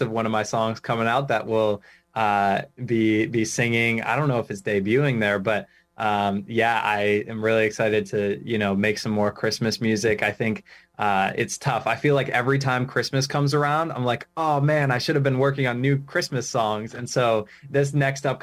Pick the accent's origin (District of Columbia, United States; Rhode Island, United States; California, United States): Rhode Island, United States; I'm from Rhode Island, born and raised, and I'm still living here.